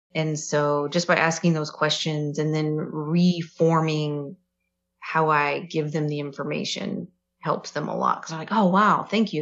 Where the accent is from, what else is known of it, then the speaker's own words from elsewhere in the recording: Kings Mountain, North Carolina, United States; moved away as an adult; now in Fairfield, United States; So I lived in North Carolina and the specifically what I'm referring to is when we lived in Kings Mountain.